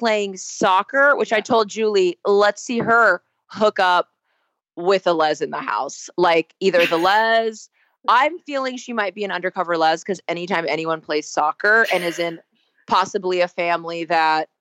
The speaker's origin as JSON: {"language": "English", "region": "Southern California", "country": "United States", "tie": "born or raised there", "said": "being raised and born and raised in Southern California"}